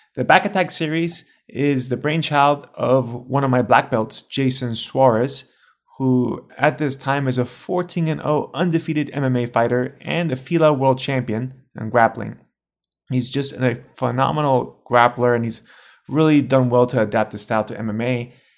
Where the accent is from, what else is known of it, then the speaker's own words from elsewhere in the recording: United States; I'm American myself